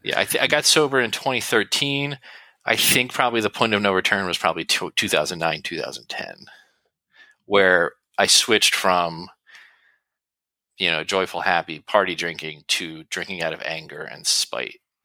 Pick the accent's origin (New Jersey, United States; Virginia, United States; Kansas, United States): New Jersey, United States; I'm from New Jersey